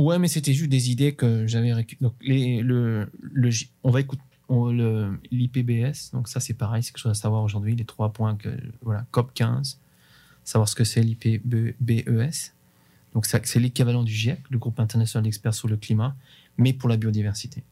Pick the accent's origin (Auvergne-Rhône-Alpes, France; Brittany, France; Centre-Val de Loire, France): Centre-Val de Loire, France; Bourges; Chez nous, on a, on a un festival qui est très connu qui s'appelle le Printemps de Bourges